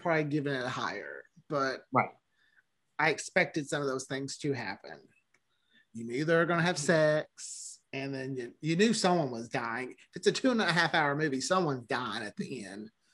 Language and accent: English; the South, United States; as a Southerner